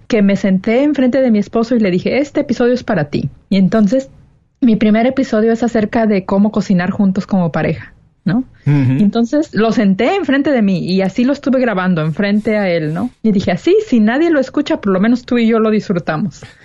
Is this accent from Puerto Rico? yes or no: no; Mexico; moved away as an adult; now in California, United States; 33 años de mi vida fui solamente mexicana